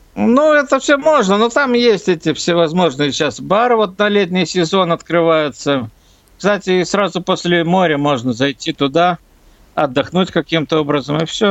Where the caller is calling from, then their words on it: Klaipėda, Klaipėda County, Lithuania; я звоню из Клайпеда, у нас Балтийское море.